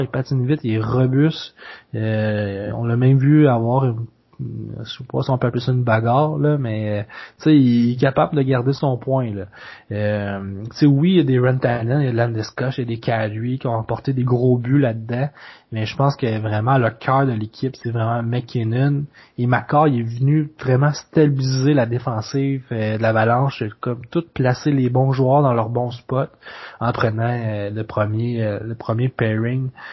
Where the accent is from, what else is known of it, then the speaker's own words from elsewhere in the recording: Quebec, Canada; en tant que Québécois